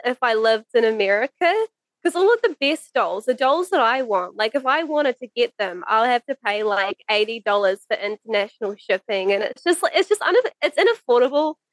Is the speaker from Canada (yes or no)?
no; West Coast, New Zealand; I grew up on the West Coast, which is a very small area.